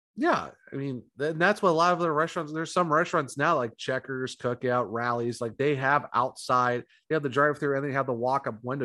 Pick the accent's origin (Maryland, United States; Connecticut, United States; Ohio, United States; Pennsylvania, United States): Ohio, United States; also born or lived in North Carolina; now in South Carolina, United States; I'm originally from Ohio